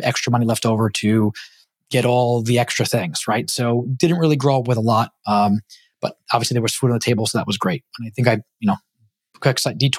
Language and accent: English; New York City, New York, United States; moved away as an adult; also born or lived in Long Island, New York / Los Angeles area, California; now in Georgia, United States; I grew up in Brooklyn, New York